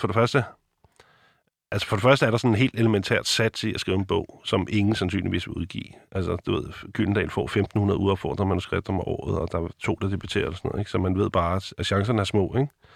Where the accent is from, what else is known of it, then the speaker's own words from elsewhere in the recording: Copenhagen, Capital Region of Denmark, Denmark; Jeg er opvokset på Nikolaj Plads i København